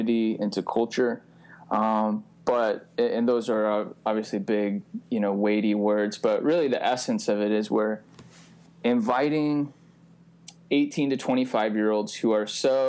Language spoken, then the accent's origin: English; Pacific Northwest, United States; also born or lived in Olympia, Washington; I'm a Pacific Northwest guy, born and raised